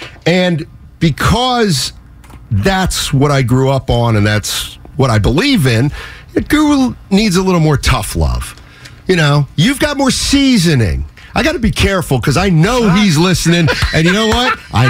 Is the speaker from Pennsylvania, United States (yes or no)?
yes; Reading, Pennsylvania, United States; I like the Yankees because more Yankee games were actually broadcast where I grew up in Philadelphia, outside Philadelphia, because there's no cable back then.